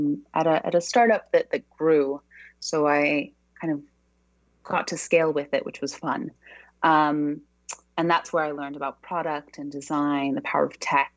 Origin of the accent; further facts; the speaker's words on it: Brazil; also born or lived in Australia / United States / New York; now in London, United Kingdom; I'm originally from Brazil, but I've kind of lived all over the world. I've spent a long time living in Australia, a long time in the US, and now I actually live in London